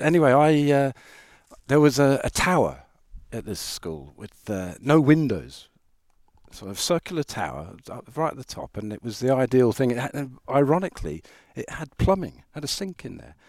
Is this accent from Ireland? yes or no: yes; Ireland; moved away; also born or lived in South Africa; I'm Irish